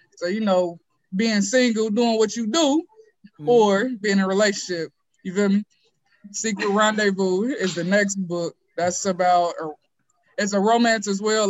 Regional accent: Ohio, United States; I'm from Ohio.

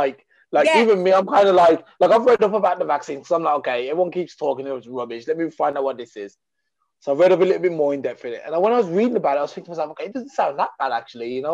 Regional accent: England, United Kingdom; I was raised in England

